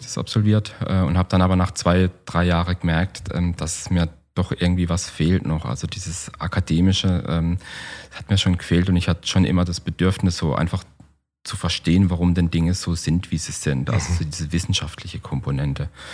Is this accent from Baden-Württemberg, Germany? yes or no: yes; Black Forest, Baden-Württemberg, Germany; bei uns im Schwarzwald